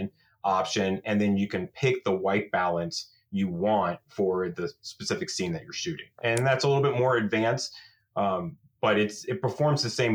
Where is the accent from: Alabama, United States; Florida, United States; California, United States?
Florida, United States; moved away as an adult; now in Camas, Washington, United States; growing up in Florida, you don't have a fall season.